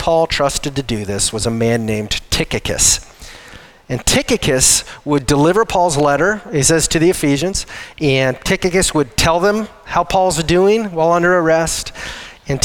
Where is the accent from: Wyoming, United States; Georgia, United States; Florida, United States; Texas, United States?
Wyoming, United States; moved away as an adult; we are not from this area. We're from Wyoming originally. We've served here for 13 years